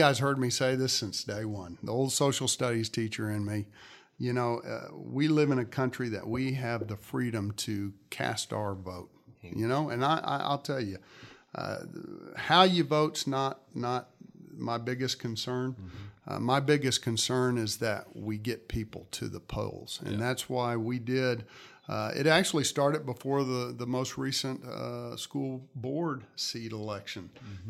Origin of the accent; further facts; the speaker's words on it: Katy, Texas, United States; When I grew up in Katy and graduated Taylor High School in 1983, there were a little less than 10,000 kids in the district.